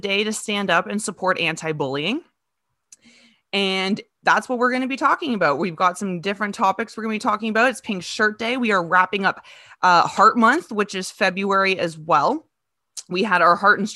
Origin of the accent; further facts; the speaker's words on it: Kitchener, Ontario, Canada; moved away as an adult; now in Listowel, Canada; I'm from Kitchener. I grew up in Kitchener for like 25 years. And then I moved here 2.5 years ago.